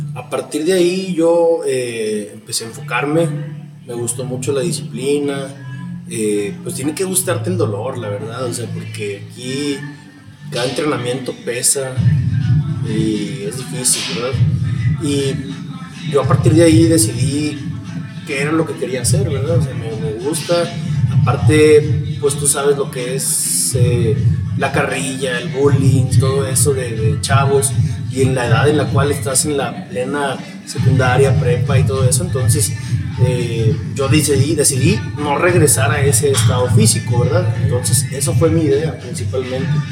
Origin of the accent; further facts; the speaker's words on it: Saltillo, Coahuila, Mexico; soy aquí originario de Saltillo